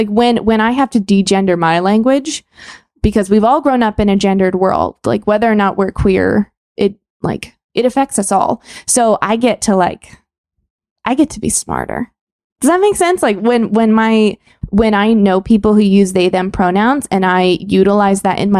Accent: Texas, United States; as a Texan, sir and ma'am are not impolite here.

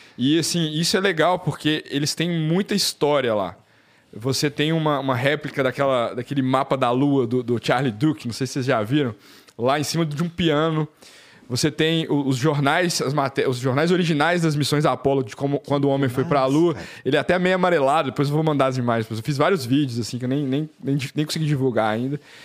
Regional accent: Belo Horizonte, Minas Gerais, Brazil; Eu, eu sou de, de BH, então eu ficava jogando bola na rua

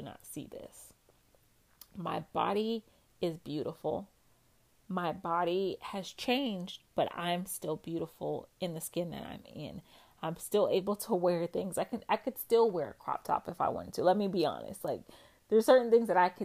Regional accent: West Coast, United States; moved away; I'm from the West Coast and I moved to the East Coast, and I used to fly back and forth home.

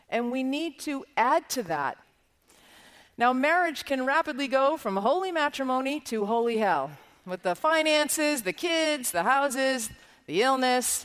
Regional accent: Ireland; as an Irish Catholic girl

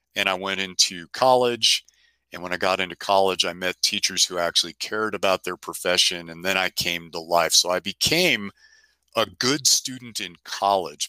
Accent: San Francisco, California, United States; moved away; I grew up in San Francisco

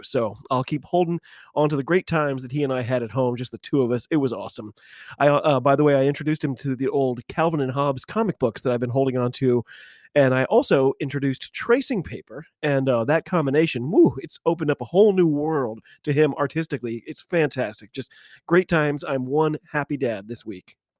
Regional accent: United States; I'm an American rugby fan

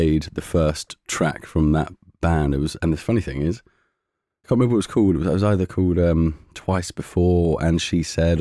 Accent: London, United Kingdom; we grew up in Shepherd's Bush, just up on the Goldhawk Road, opposite Townhouse Studios

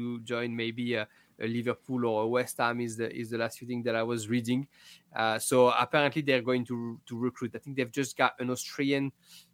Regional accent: France; accent: French; me and my French accent

